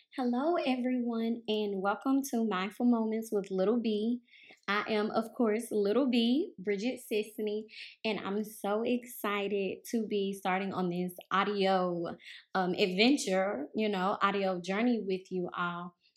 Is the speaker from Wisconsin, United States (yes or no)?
no; Mississippi, United States; moved away as an adult; also born or lived in New Orleans, Louisiana / Memphis, Tennessee; I was born and raised in Mississippi